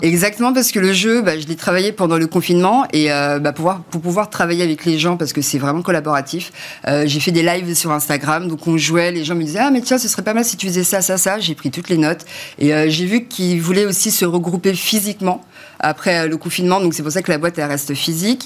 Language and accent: French; France; also born or lived in Belgium / United States; je suis née en Belgique, j'ai grandi en France, mes parents sont Guyane